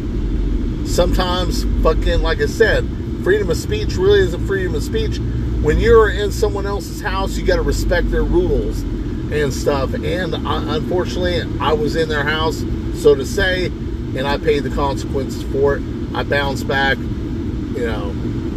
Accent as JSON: {"language": "English", "country": "United States", "tie": "born or raised there", "said": "I was born in the United States"}